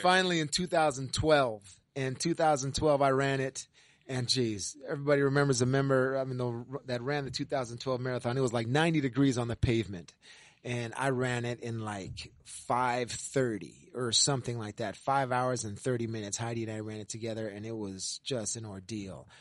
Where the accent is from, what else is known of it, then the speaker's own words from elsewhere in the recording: California, United States; moved away as an adult; now in New England, United States; I'm from California